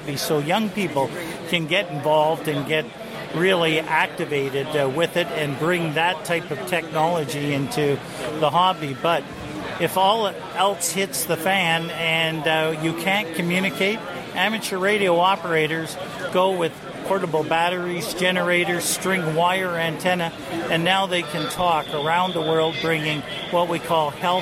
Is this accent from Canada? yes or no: yes; Little Current, Ontario, Canada; I come from Ontario, a place called Manitoulin Island, right at the top of Lake Huron in Georgian Bay